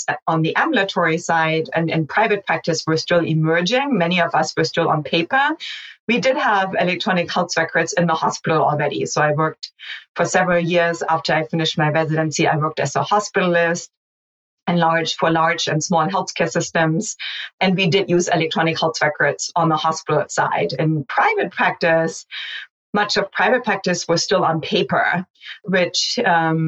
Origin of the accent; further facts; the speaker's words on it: Hamburg, Germany; moved away as an adult; also born or lived in mountainous region of Germany; now in United States; I grew up in Germany through my early 20s, and then I emigrated to the United States after I finished medical school